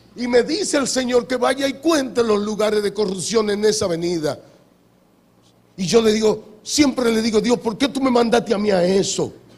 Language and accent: Spanish; Hato Mayor del Rey, Hato Mayor, Dominican Republic; now in Santo Domingo, Dominican Republic; yo, que vengo de aquí, de Atomayor, que ustedes conocen. Yo nací en Atomayor, ahí nací